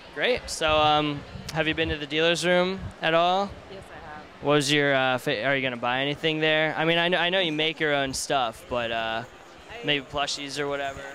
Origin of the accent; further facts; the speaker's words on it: Pennsylvania, United States; I'm from Pennsylvania